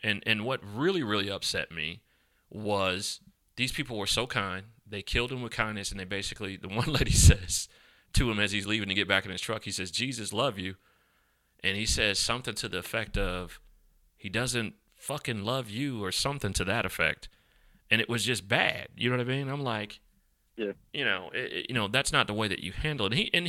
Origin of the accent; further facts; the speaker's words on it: the South, United States; I'm from Dixie. I'm proud to be a Southerner. I'm proud to be from down south, where we say y'all and we say, you know, all those different things.